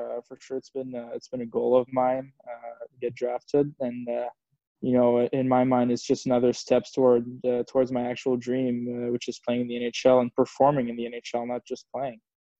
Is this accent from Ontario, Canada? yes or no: no; Montreal, Quebec, Canada; also born or lived in Houston, United States / Switzerland; When I was 8 months old, we moved to Switzerland for 10 years with my parents because my dad was playing there. And then I moved back to Montreal when I was 10 years old